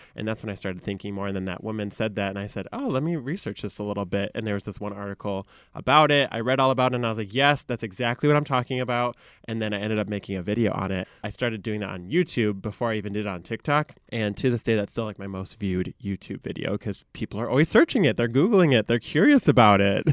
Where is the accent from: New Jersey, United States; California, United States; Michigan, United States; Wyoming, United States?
Michigan, United States; accent: Michigan; moved away as an adult; also born or lived in Chicago; I grew up in Michigan